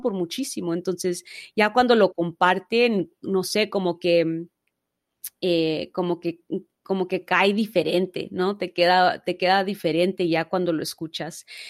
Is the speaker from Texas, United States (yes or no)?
no; Los Angeles, California, United States; nací, crecí en Los Ángeles, California